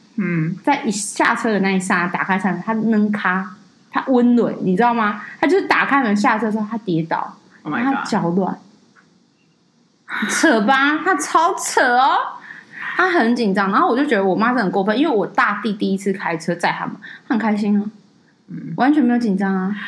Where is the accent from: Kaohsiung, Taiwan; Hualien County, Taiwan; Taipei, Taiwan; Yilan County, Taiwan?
Taipei, Taiwan; 我就觉得我又不是台南人，就这个音都要出来，你知道吗？我不是啊，为什么要说我是台南人？我台北人呢？